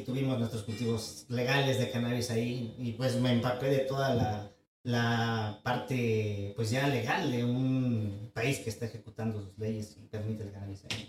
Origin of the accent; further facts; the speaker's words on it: San Gabriel Mixtepec, Oaxaca, Mexico; also born or lived in Yucatán / Switzerland; mi pueblo, San Gabriel Mixtepec, en la costa de Oaxaca